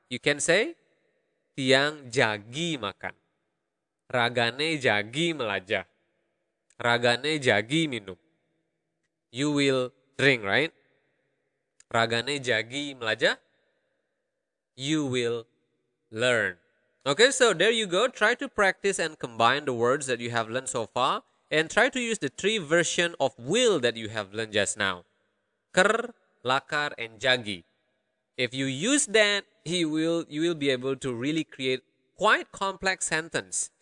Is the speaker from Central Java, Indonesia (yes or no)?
no; Karangasem, Bali, Indonesia; accent: Karangasem; the Karangasem accent, my dialect, my accent